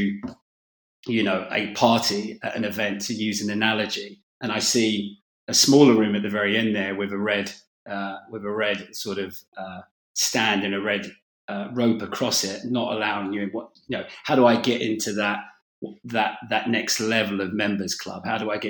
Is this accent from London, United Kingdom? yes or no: yes; London, United Kingdom; I was a kid from North London